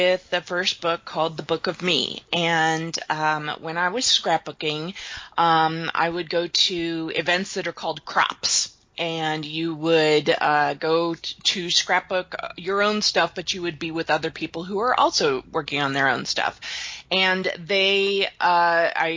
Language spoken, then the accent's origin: English; Kansas City, United States; In Kansas City. I've lived here since I was 3.